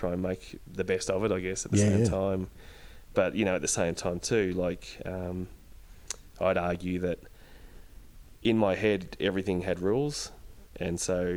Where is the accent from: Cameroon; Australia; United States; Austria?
Australia; Dimboola, Victoria; now in Ballarat, Australia; us growing up in Dimboola